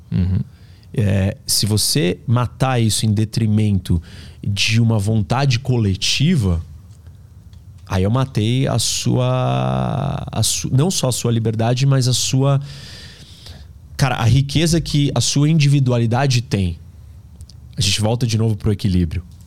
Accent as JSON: {"language": "Portuguese", "country": "Brazil", "said": "Nós somos brasileiros"}